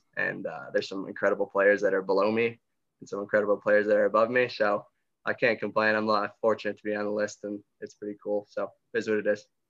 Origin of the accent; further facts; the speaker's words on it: Greece, New York, United States; I grew up since birth in Greece, born and raised